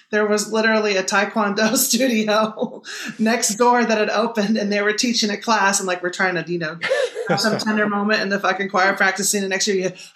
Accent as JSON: {"language": "English", "region": "Kansas", "country": "United States", "said": "I'm from Kansas"}